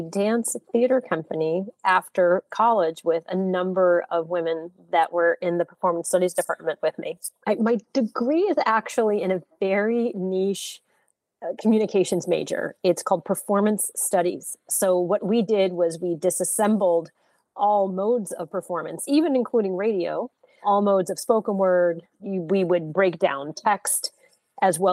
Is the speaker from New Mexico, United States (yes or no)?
yes; Santa Fe, New Mexico, United States; also born or lived in New Orleans, Louisiana; I'm originally from New Orleans, Louisiana, but I grew up in Santa Fe, New Mexico. So the majority of my childhood was spent in the Southwest